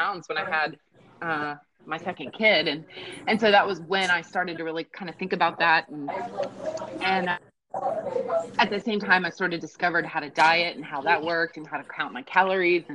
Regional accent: Ohio, United States; I'm a Midwestern girl. I grew up in Ohio.

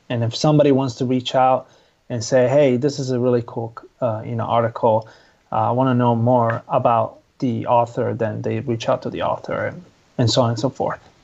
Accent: Italy; moved away; I'm originally from Italy.

